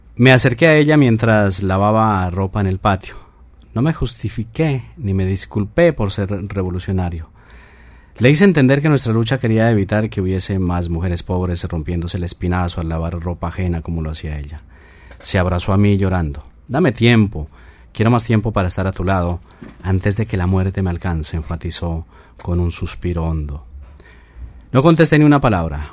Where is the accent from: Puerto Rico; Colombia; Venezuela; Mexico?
Colombia; Esos somos los colombianos.